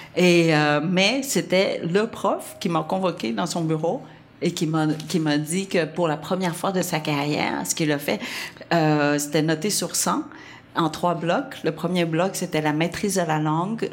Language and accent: French; Vietnam; accent: Vietnamese; French is a second language; moved away; mon français est encore très, ouais, très lourd d'accent euh, vietnamien